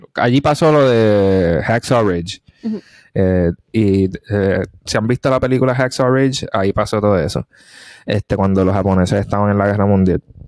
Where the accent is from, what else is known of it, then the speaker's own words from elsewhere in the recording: Puerto Rico; moved away; also born or lived in Korea / United States; mi pueblo, la Junta, es que todavía se hace lo de la puertorriqueñidad